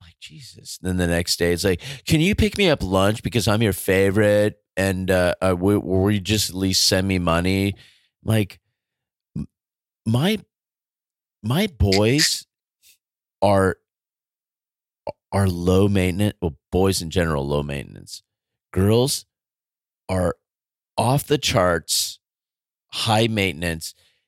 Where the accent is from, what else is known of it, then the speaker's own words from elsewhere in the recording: United States; also born or lived in California; I'm just an American. I'm just a public school teacher in California.